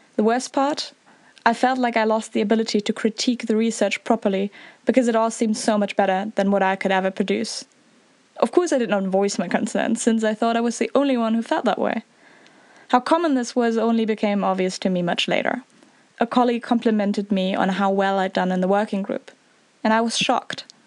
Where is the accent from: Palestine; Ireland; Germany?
Germany; Northern Germany; I'm from Northern Germany.